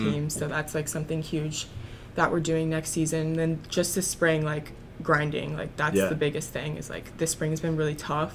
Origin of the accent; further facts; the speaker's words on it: Florida, United States; moved away as an adult; now in Massachusetts, United States; I'm from Florida